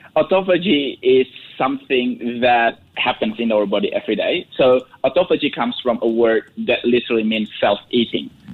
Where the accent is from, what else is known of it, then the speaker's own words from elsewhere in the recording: Indonesia; I'm from Indonesia